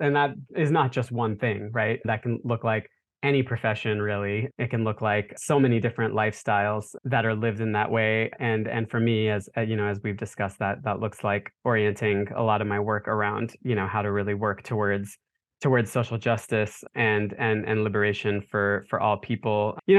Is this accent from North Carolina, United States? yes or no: yes; Charlotte, North Carolina, United States; I grew up in Charlotte, North Carolina, and my brother and I were the only turban-wearing Sikh boys in the whole city in the 80s when we were growing up.